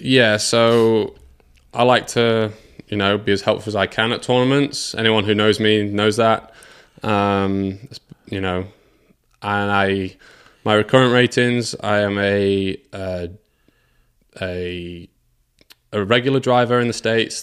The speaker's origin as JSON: {"language": "English", "region": "England", "country": "United Kingdom", "tie": "born or raised there", "said": "I, like a lot of kids in England, we s, skied in winter breaking the ice."}